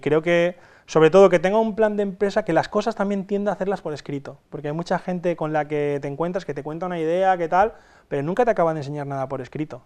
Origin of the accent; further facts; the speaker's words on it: Castalla, Valencian Community, Spain; vengo de, Castalla, es un pueblecito de 10.000 habitantes, que está situado en el interior de Alicante